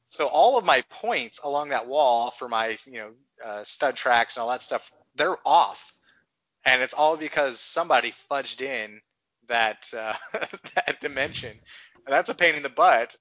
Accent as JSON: {"language": "English", "region": "Texas", "country": "United States", "tie": "born or raised there", "said": "I grew up in Texas"}